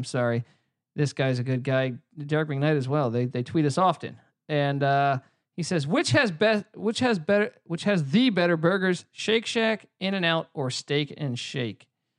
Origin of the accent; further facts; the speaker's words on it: East Coast, United States; now in California, United States; growing up on the East Coast, coming out to California, I actually hated In-N-Out the first year of my life in California